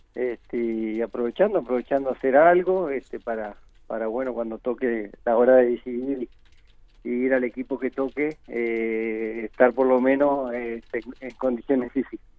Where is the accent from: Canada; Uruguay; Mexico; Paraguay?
Uruguay; moved away as an adult; also born or lived in Spain